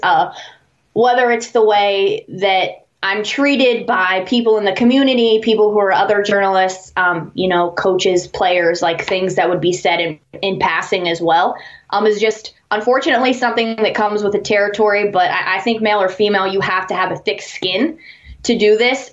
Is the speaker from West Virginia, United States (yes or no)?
yes; New Manchester, West Virginia, United States; I'm from a little town called New Manchester, uh, West okay. Virginia. It's in Hancock County